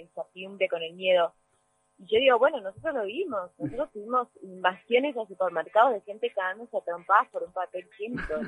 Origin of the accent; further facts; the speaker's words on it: Argentina; Como argentinos